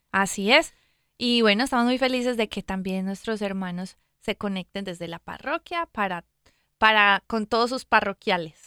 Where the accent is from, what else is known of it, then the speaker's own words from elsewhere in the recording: Medellín, Antioquia, Colombia; yo soy de Medellín, Colombia